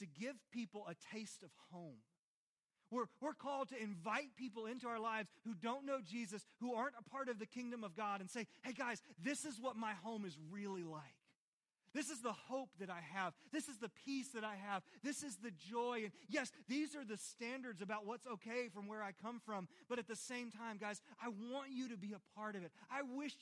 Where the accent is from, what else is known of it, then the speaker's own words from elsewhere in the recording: Christiansburg, Virginia, United States; I am Christiansburg, born and raised.